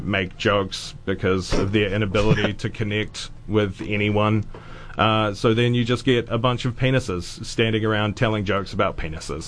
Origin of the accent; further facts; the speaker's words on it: Auckland, New Zealand; I grew up in West Auckland